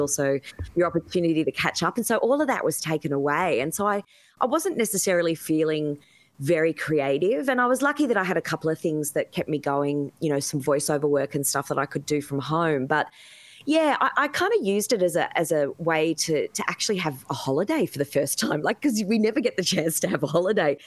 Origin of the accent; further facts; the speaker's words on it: Sydney, New South Wales, Australia; I grew up in the in the Hills district